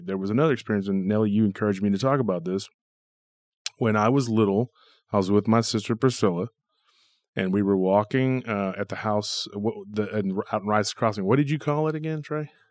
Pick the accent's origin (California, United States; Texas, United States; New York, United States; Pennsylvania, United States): Texas, United States; Taylor; our our town has a lot of legends